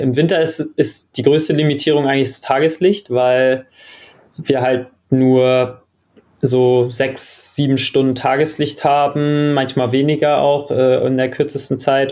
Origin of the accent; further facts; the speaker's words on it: Germany; also born or lived in Australia; als Deutscher